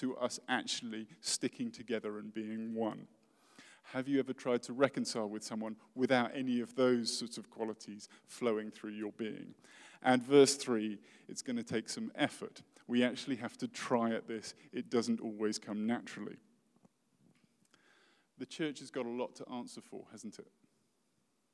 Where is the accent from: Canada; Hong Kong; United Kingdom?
United Kingdom; I'm British and I'm really posh